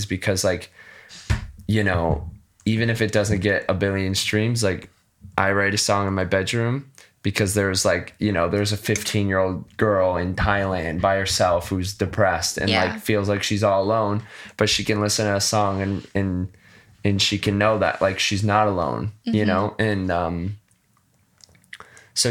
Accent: West Michigan, United States; I grew up in West Michigan.

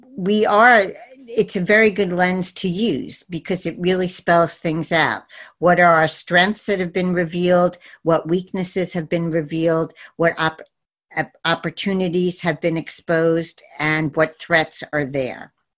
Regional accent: New York City, New York, United States; my hometown is New York City

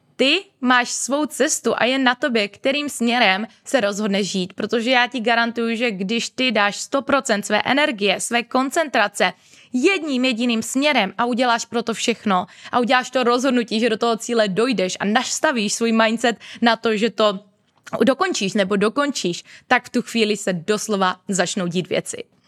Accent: Moravia, Czechia; moved away as an adult; now in Prague, Czech Republic; u nás na Moravě

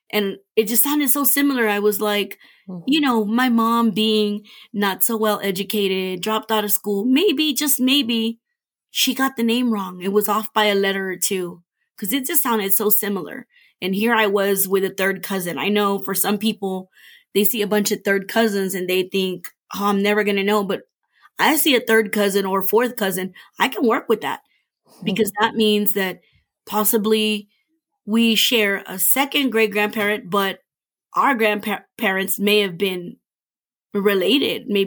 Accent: Iraq; I'm from Iraq.

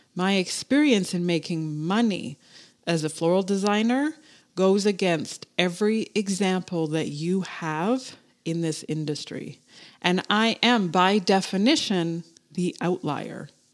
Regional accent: Canada; I'm fucking Canadian.

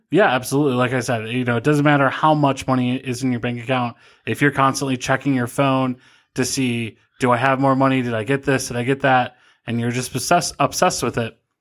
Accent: Cleveland, Ohio, United States; moved away as an adult; also born or lived in Pennsylvania; now in Fremont, United States; I grew up in Cleveland, Ohio

